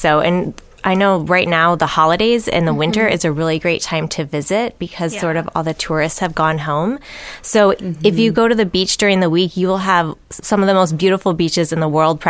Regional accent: Chicago, Illinois, United States; now in Orange County, United States; I'm from the Chicago area.

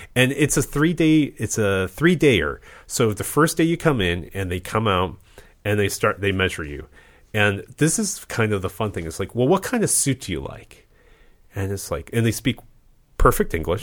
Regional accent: Midwest, United States; I was born in the Midwest

